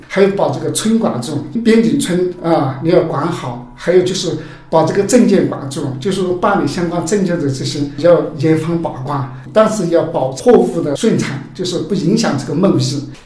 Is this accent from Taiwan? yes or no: no; Yunnan, China; 我们云南这边